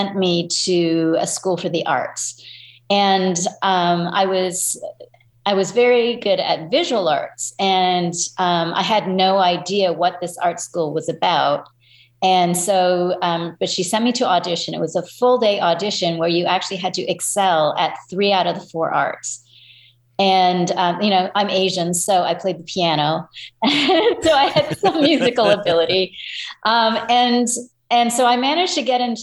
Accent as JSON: {"language": "English", "town": "Toronto", "region": "Ontario", "country": "Canada", "tie": "born or raised there", "moved": "yes", "lives_now": "United States", "said": "I was born in Toronto and grew up in Canada"}